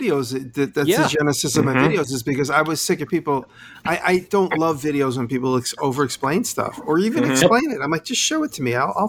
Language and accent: English; New York, United States; we're all from New York State.